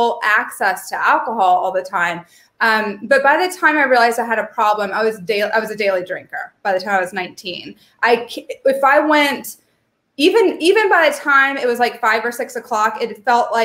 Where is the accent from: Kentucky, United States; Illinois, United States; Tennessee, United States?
Kentucky, United States; moved away as an adult; also born or lived in Vermont; I'm from Kentucky.